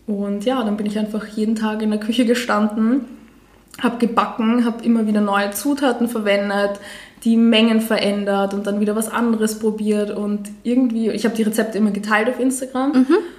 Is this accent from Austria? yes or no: yes; Vienna, Austria; ich bin 28 Jahre, ich bin aus Wien